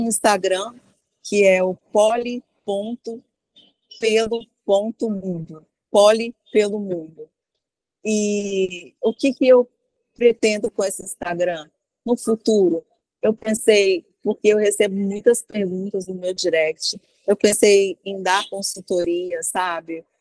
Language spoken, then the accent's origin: Portuguese; Brasília, Federal District, Brazil; eu morava em Brasília. Eu moro, né? Ah. Sou de ah, Brasília